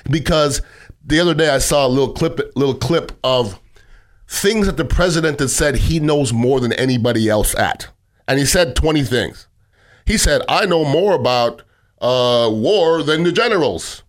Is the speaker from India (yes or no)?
no; Canada; now in United States; I grew up in Canada, but I'm an American citizen